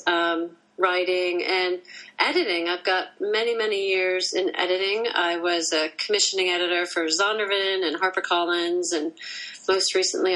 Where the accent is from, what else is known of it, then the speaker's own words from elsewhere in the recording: Minnesota, United States; moved away as an adult; also born or lived in Washington, D.C.; now in London, United Kingdom; I grew up in Minnesota, which borders Canada.